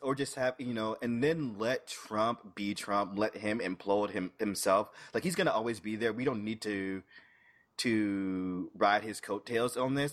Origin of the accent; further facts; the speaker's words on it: St. Petersburg, Florida, United States; I just in my home state, in my home city, St. Pete